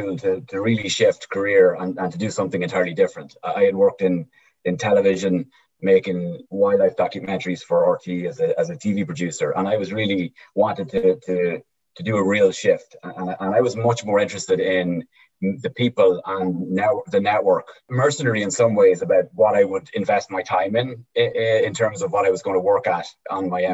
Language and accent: English; East Cavan, Ulster, Ireland; moved away as an adult; now in United States; I'm from East Cavan